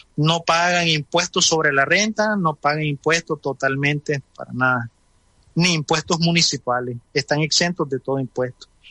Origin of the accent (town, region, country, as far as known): Nicaragua